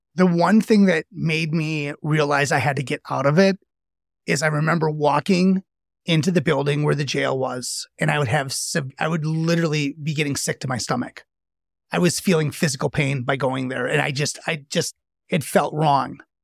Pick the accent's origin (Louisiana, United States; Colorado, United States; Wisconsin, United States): Wisconsin, United States; a suburb in Milwaukee; I was in a suburb in Milwaukee, and I grew up one of eight kids